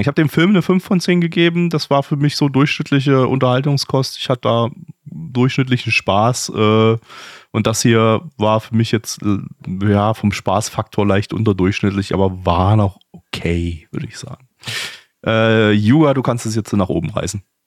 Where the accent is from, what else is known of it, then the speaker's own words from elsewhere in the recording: Dresden, Saxony, Germany; als Kind in Dresden ziemlich oft in einer Arcade-Halle